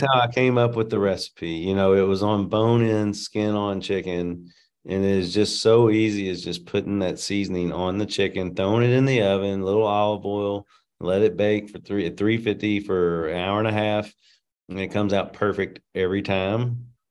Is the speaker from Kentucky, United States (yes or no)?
yes; Louisville, Kentucky, United States; I was born and raised in Louisville